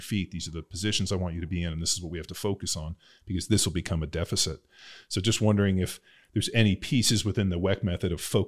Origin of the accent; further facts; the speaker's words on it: Southern California, United States; I grew up in Southern California